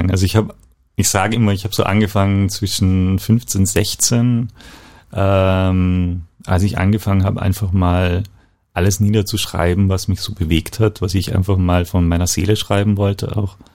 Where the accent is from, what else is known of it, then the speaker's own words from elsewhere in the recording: Eisenstadt, Burgenland, Austria; Ich bin eigentlich Burgenländer, komme aus Eisenstadt, ein ja, die Hauptstadt des Burgenlands